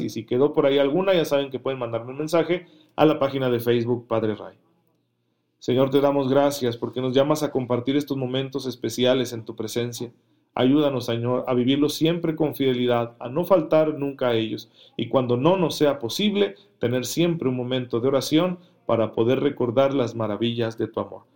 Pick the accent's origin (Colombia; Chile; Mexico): Mexico; para nosotros como mexicanos